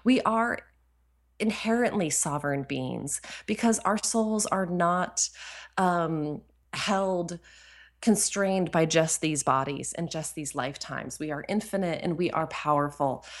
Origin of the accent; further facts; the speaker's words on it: New Hampshire, United States; moved away; also born or lived in Ashland, Oregon; I grew up in New Hampshire, so I'm from New England